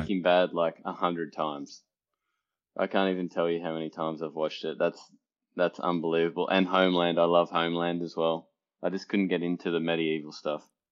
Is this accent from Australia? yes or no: yes; Australia; moved away; being Australian, team sport was a, you know, a really big part of my upbringing